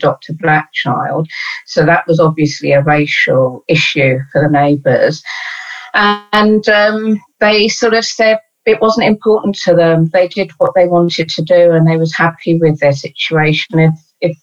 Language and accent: English; London, United Kingdom; I was brought up in East Dulwich